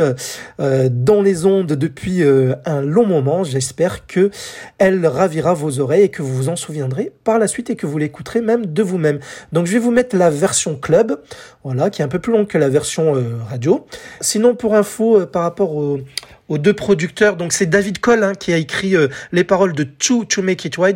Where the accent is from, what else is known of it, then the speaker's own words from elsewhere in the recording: France; chez nous, en France